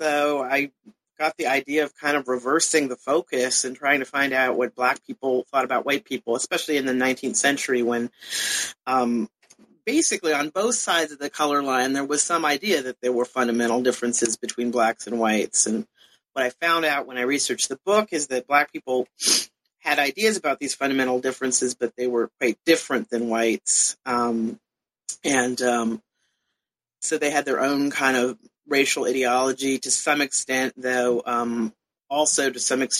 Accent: Canada; also born or lived in California, United States; I was born in California originally and grew up a lot of places, but mostly Canada and to some extent Europe. So, in some ways, I became curious about the United States because we were sort of expatriate Americans.

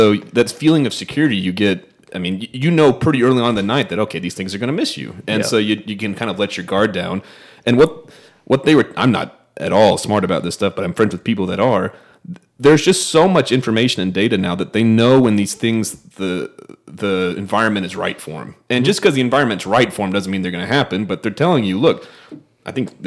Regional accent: Norman, Oklahoma, United States; I'm from Norman

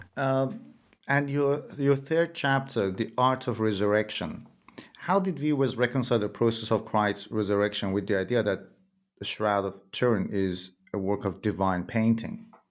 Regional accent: Iran; moved away as an adult; I'm originally from Iran myself, and I remember when I was a kid, there were people who would go to some shrines in different cities in Iran

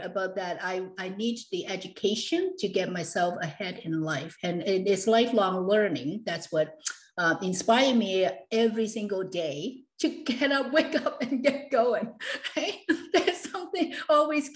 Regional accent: Hong Kong; I was born and raised actually in Hong Kong back in the 60s, early 60s.

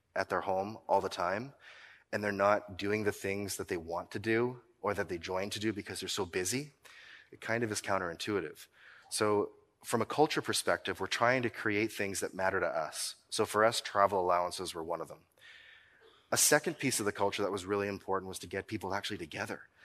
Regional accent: Nova Scotia, Canada; I'm from Nova Scotia

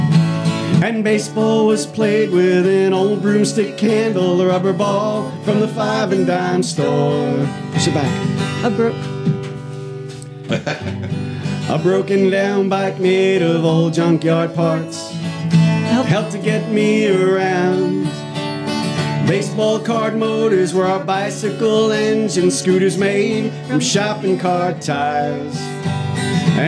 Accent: Lake Ronkonkoma, New York, United States; moved away as an adult; also born or lived in Astoria, Queens / Northwest New Jersey; now in Winchester, United States; I lived in a place called Lake Ronkonkoma on Long Island

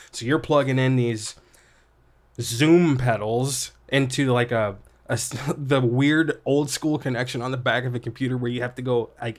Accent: Collinsville, Illinois, United States; I guess I should say I really grew up in Illinois and kind of small town in Collinsville, pretty small town.

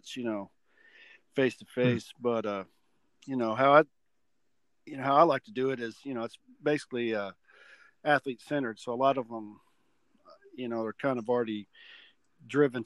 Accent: Lake Dallas, Texas, United States; I grew up in Lake Dallas, a small town

